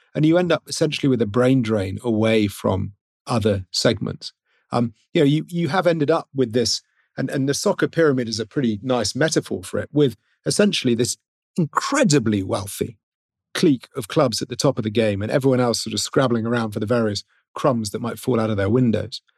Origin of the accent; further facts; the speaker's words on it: Wales, United Kingdom; I'm from Wales, so when I support football, I support Hereford F C, but I'm from Wales, and in Wales, we prefer rugby